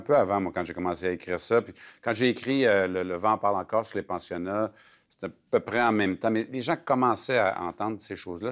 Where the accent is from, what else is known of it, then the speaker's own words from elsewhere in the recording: Alma, Quebec, Canada; je suis né à Alma